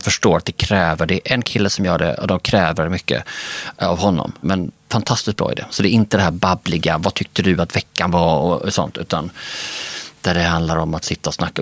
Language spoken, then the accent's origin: Swedish; Skåne, Sweden; also born or lived in Denmark; vi kan ju som skåningar